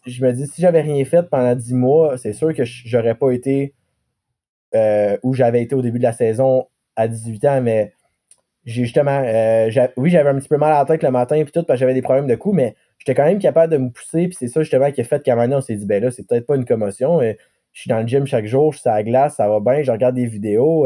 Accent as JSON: {"language": "French", "town": "Gatineau", "region": "Quebec", "country": "Canada", "also_born_or_lived": "Bathurst, New Brunswick / Montreal / Chicoutimi", "said": "je viens d'Elmer parce que c'est, mon petit coin de."}